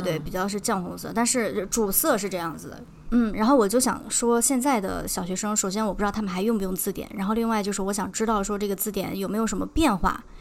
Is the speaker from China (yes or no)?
yes; northern China, China; 作为北方人，其实咱们的方言更多的还是跟普通话比较相近的